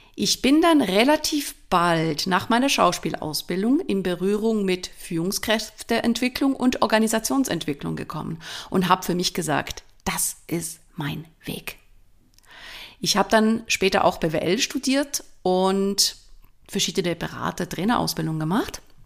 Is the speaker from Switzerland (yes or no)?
yes; Switzerland; accent: Swiss German; first language Swiss German; moved away as an adult; Ich komme ursprünglich aus der Schweiz, bin da geboren und aufgewachsen. Ich rede jetzt in Schweizerdeutsch, das ist meine Muttersprache.